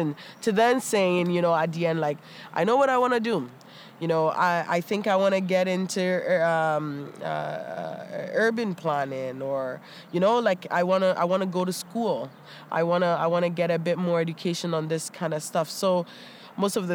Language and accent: English; Toronto, Ontario, Canada; born or raised there; also born or lived in Ghana